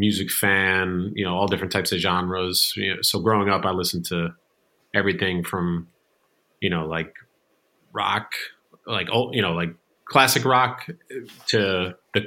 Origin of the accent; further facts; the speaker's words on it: New Jersey, United States; also born or lived in Manhattan, New York; Born and raised in New Jersey